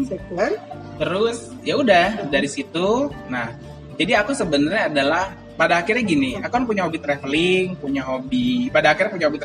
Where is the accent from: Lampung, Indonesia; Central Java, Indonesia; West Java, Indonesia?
Lampung, Indonesia; moved away as an adult; also born or lived in Jambi; aku lahir dan besar di Lampung